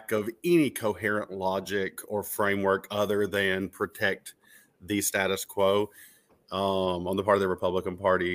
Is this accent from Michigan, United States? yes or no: no; Mount Sterling, Kentucky, United States; my hometown in Mount Sterling